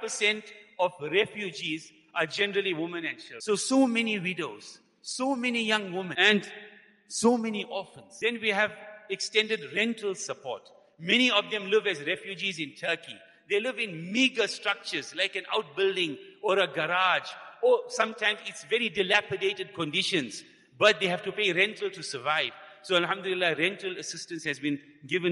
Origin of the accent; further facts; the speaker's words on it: South Africa; we as South African, living as a minority in this country